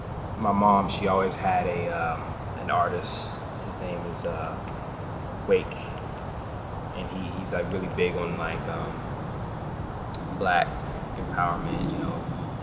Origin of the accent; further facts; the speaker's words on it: Ocala, Florida, United States; also born or lived in Twentynine Palms, California; I grew up here in Ocala.